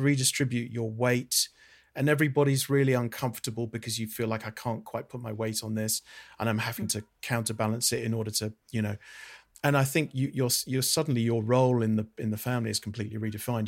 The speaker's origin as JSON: {"language": "English", "country": "United Kingdom", "said": "I'm a Brit."}